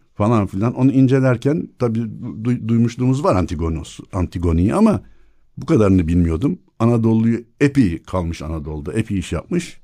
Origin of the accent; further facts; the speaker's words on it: Istanbul, Turkey; also born or lived in Burgazada; Doğma büyüme yok büyüme demeyeyim de doğma büyük ada 1964'e kadar ondan sonra Burgazada.